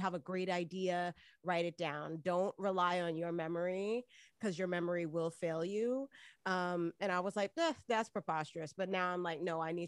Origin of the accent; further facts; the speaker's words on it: Miami, Florida, United States; moved away as an adult; also born or lived in New York; I'm originally from Miami, Florida, you know, born and raised in the county of Dade.